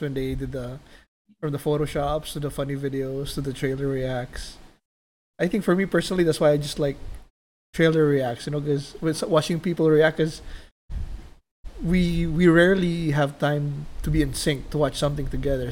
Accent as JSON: {"language": "English", "country": "Philippines", "tie": "born or raised there", "moved": "yes", "lives_now": "Las Vegas, United States", "said": "growing up in the Philippines and then moved to Vegas"}